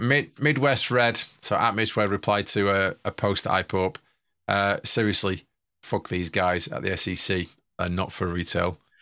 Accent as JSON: {"language": "English", "town": "Manchester", "region": "North West England", "country": "United Kingdom", "said": "I'm from Manchester"}